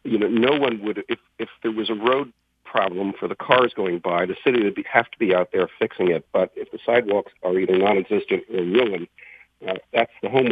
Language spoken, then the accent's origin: English; Newark, New Jersey, United States; I grew up in Newark in Jersey City, where These were tough towns, probably a lot like certain parts of Detroit.